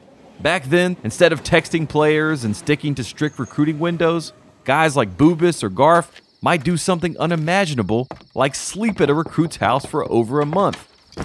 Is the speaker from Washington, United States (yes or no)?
no; Henderson, North Carolina, United States; Right in my hometown in Henderson, North Carolina